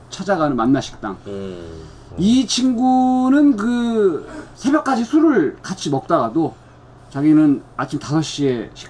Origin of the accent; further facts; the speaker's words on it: Daejeon, South Korea; moved away; 유일한 대전 출신으로서. 아. 고향을 떠나온 지 너무 오래돼가지고.